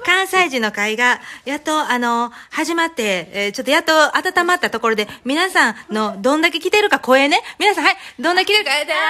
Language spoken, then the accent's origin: Japanese; Kansai, Japan; 関西人なんで